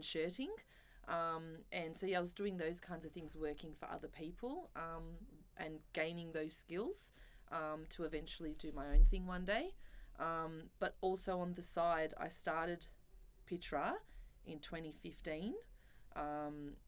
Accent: Melbourne, Victoria, Australia; moved away as an adult; now in Sydney, Australia; I'm originally from Melbourne and I moved to Sydney to try and get into fashion magazines.

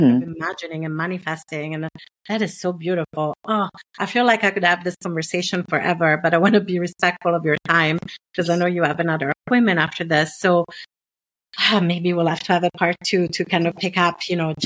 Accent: Italy; accent: non-Anglo; English is a second language; moved away; growing up in Italy in the 70s and 80s

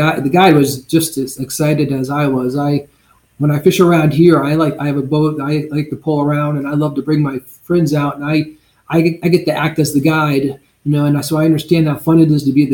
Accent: Blue Ridge Mountains, United States; now in Southwest Florida, United States; I grew up fishing in the Blue Ridge Mountains

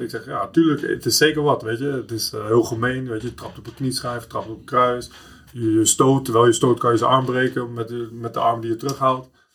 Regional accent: The Hague, South Holland, Netherlands; Ik kom uit Schilswijk, mijn, eh, mijn moeder woonde in Prinshof, in de Schilswijk van Leidschendam.

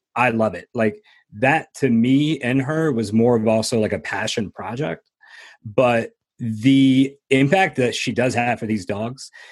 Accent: New Jersey, United States; also born or lived in Florida; I was born in Florida. And then finally we got to New Jersey, and my mother worked extremely hard by herself. She worked like three jobs, raised my brother

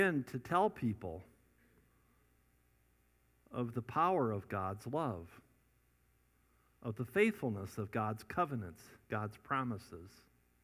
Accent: Scottsdale, Arizona, United States; I'm from Scottsdale.

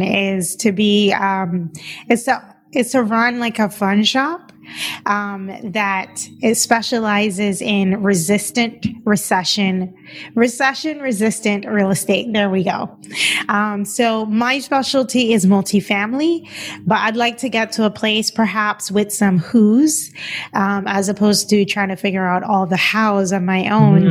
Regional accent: Cayman Islands; moved away as an adult; also born or lived in Boston; now in Los Angeles, United States; I'm originally from the Cayman Islands.

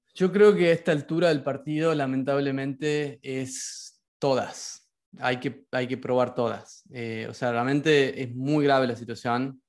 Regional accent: Concepción, Tucumán, Argentina; moved away as an adult; also born or lived in Barcelona / New York; now in San Francisco, United States; yo soy de Tucumán, como lo sabes, eh, me crié rodeado de la yunga tucumana

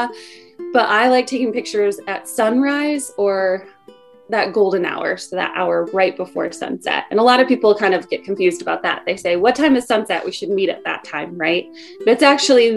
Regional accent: Michigan, United States; moved away; also born or lived in Indiana; I am from Michigan

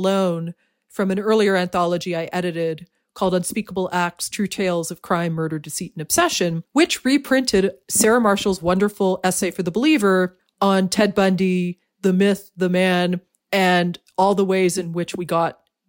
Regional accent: Canada; There's something about being Canadian that confers special status.

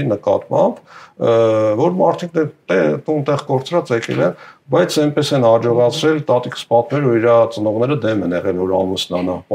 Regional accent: Yerevan, Armenia; Ես Երևանում եմ ծնվել

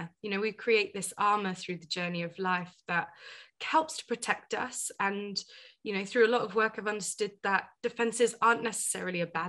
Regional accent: United Kingdom; also born or lived in Asia; I'm a first generation British Indian woman, right? So my parents moved over

